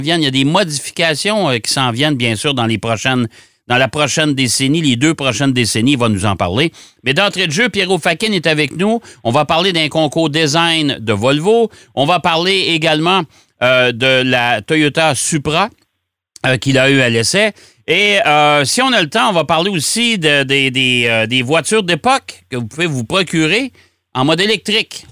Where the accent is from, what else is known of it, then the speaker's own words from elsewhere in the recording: Trois-Rivières, Quebec, Canada; dans mon patelin en Trois-Rivières